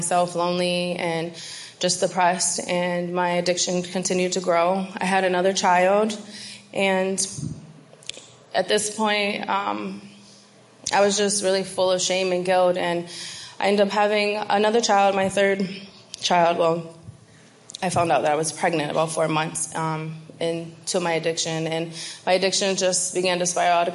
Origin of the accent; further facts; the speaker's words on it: Binghamton, New York, United States; I'm from Binghamton, New York